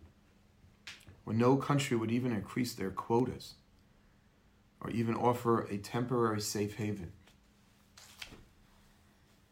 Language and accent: English; United States; we're American